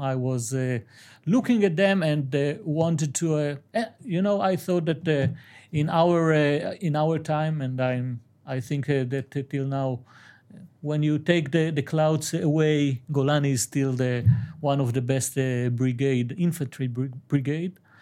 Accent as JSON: {"language": "English", "town": "Aleppo", "region": "Aleppo Governorate", "country": "Syria", "said": "I'm from Halep"}